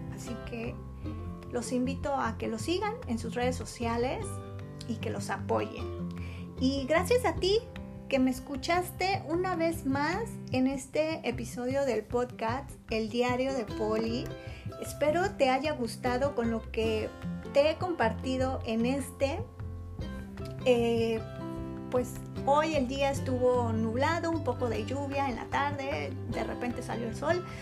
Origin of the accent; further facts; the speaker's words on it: Mexico; Y yo, orgullosamente mexicana y también orgullosa de mis raíces